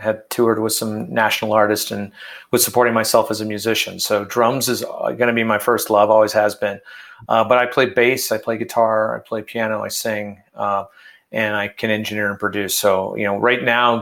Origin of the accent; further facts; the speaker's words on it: Detroit, Michigan, United States; now in Colorado, United States; I grew up in Detroit.